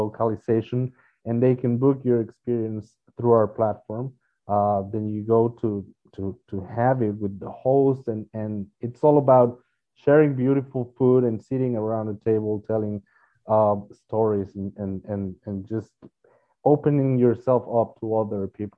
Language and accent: English; Mexico; now in United States; We're originally from Mexico